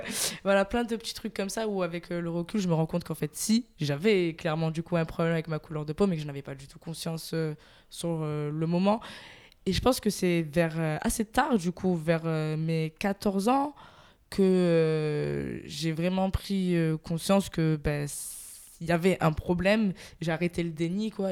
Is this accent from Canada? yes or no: no; Marseille, Provence-Alpes-Côte d'Azur, France; je suis de Marseille, marseillaise